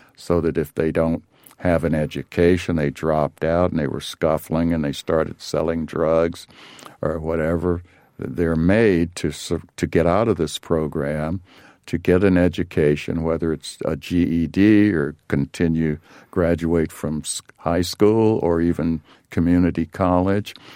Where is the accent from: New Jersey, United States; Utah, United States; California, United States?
California, United States; Los Angeles; growing up in South Central L A.